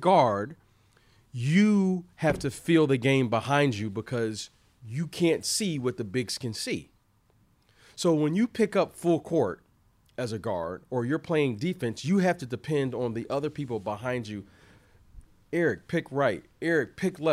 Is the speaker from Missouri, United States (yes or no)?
no; Michigan, United States; now in Los Angeles, United States; I grew up in Michigan